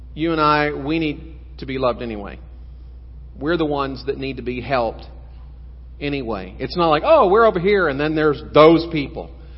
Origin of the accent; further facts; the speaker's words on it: South Texas, United States; I grew up in South Texas, just seven miles north of the border